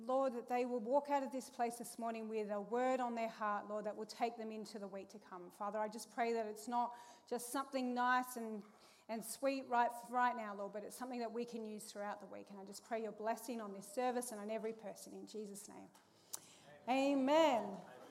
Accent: Perth, Western Australia, Australia; growing up, I grew up in Perth

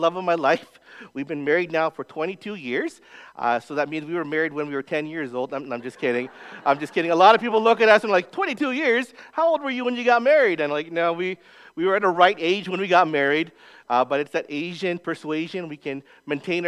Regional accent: Winnipeg, Manitoba, Canada; moved away as an adult; also born or lived in Calgary, Canada; now in Edmonton, Canada; I grew up in Winnipeg, Manitoba, born and raised Mennonite country

